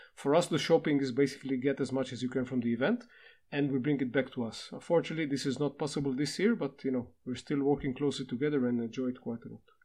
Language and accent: English; Israel; from Israel